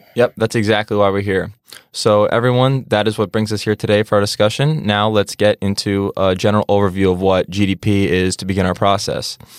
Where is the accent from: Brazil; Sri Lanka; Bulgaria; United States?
United States; New York; I'm from Pro of New York and live about ten minutes away from Stack